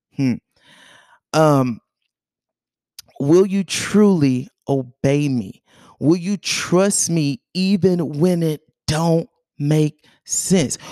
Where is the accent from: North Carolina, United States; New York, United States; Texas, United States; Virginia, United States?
North Carolina, United States; also born or lived in Georgia; we moved away from Georgia when I was seven years old. um, we moved to North Carolina. I basically was raised in North Carolina.